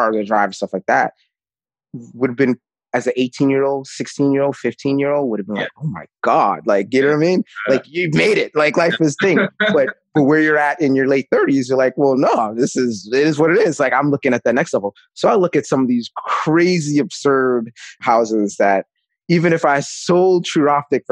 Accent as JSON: {"language": "English", "town": "New York City", "region": "New York", "country": "United States", "tie": "born or raised there", "said": "I grew up with in the Bronx"}